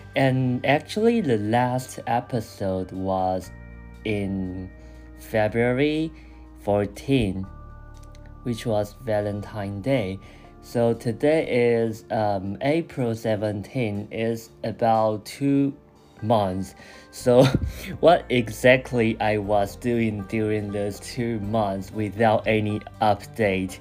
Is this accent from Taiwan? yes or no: yes; Taiwan; English is a second language; moved away as an adult; also born or lived in Chiba, Japan; now in Tokyo, Japan; I also returned to Taiwan for like a month, and then I came back to Japan